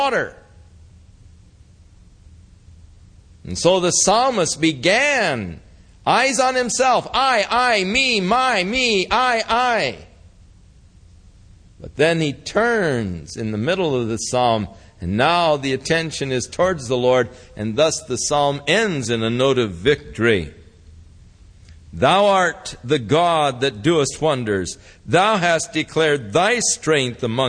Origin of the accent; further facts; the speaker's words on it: Ventura, California, United States; I was born in the Big Sisters Hospital in Ventura